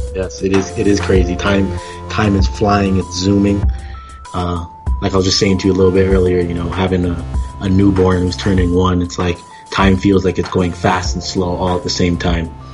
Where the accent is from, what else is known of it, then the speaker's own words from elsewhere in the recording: Toronto, Ontario, Canada; moved away as an adult; also born or lived in Iowa / Kansas City, Missouri / Arizona; now in Ann Arbor, United States; I'm actually originally from Toronto, Ontario